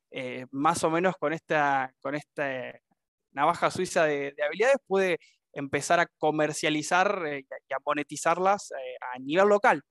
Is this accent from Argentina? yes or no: yes; Argentina; now in Paraná, Argentina; Soy de Argentina, nacido y criado y actualmente viviendo en la ciudad de Paraná, Entre Ríos